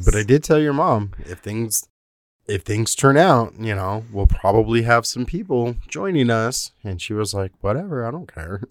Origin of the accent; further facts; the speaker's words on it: South Texas, United States; I grew up in South Texas